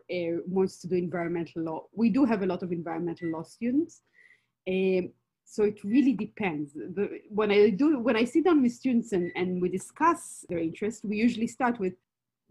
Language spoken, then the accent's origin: English; Israel; moved away as an adult; also born or lived in Berkeley, United States; now in United States; I'm from Israel originally, as you can probably hear